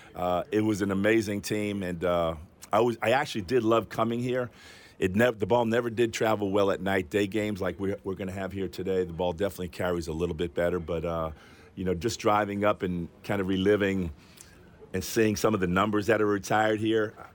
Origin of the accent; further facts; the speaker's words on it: New York, United States; I grew up in New York